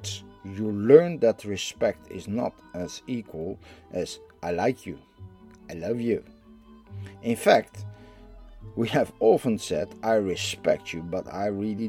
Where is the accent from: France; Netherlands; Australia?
Netherlands; I am from the Netherlands